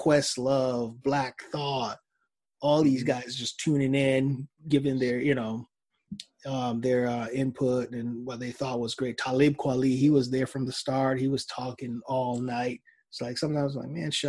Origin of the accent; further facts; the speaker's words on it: Jamaica; I'm Jamaican